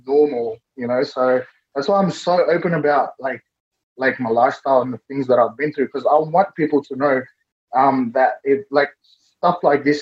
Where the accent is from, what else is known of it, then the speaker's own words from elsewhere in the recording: Fiji; now in Sydney, Australia; I was born in Fiji as well